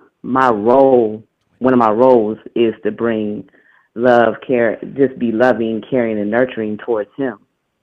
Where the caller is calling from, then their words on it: Detroit, Michigan, United States; I'm calling from Detroit.